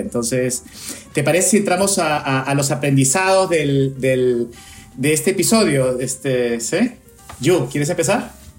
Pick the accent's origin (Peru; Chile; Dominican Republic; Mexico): Peru; now in United States; yo soy peruano que vivo acá en Estados Unidos hace mucho tiempo